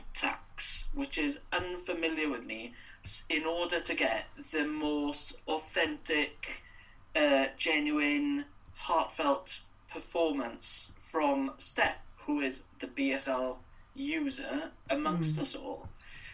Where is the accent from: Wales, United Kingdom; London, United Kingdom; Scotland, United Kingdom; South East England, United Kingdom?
Wales, United Kingdom; moved away; that experience of being Welsh and being Welsh outside Wales